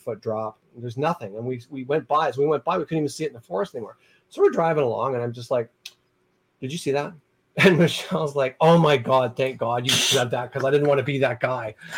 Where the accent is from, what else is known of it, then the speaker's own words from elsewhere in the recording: Niagara Falls, Ontario, Canada; I was from Niagara Falls